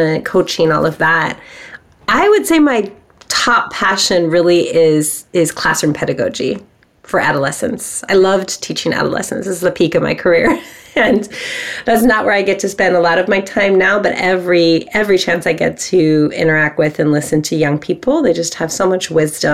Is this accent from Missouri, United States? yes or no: no; Bay Area, California, United States; I have grown up here in California in the Bay Area